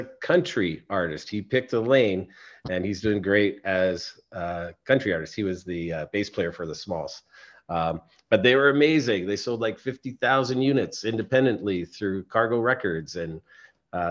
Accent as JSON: {"language": "English", "town": "Edmonton", "region": "Alberta", "country": "Canada", "tie": "born or raised there", "said": "I grew up in Edmonton, long time ago"}